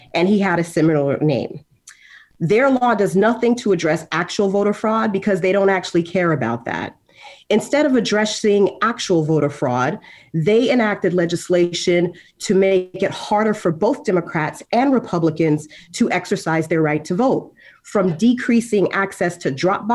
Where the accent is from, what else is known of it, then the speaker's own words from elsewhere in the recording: Haiti; now in Florida, United States; I was born in Haiti, and I come from a state with a significant number of immigrants